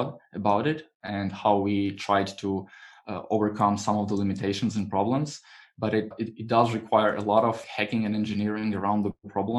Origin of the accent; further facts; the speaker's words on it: Croatia; I was renting sun protective umbrellas, you know, on the beach, because I'm from Croatia